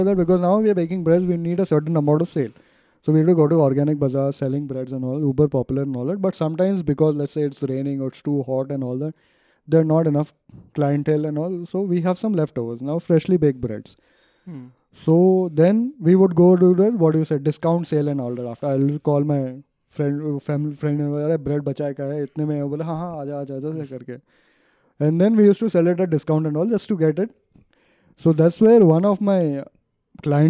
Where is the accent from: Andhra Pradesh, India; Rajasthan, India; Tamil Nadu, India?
Rajasthan, India; Ajmer; I come from Ajmer, Rajasthan